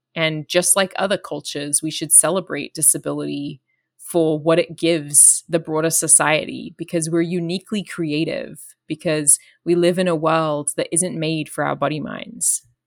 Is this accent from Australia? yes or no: yes; Australia; I'm Australian